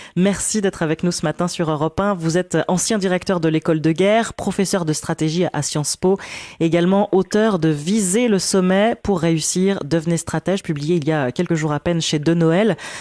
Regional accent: France; chez nous en France

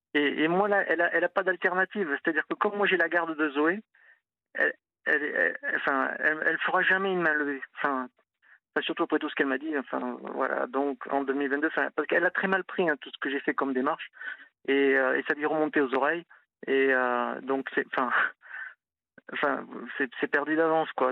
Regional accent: Toulouse, Occitania, France; moved away as an adult; now in Nantes, France; moi je suis toulousain, je suis venu à Nantes il y a 20 ans

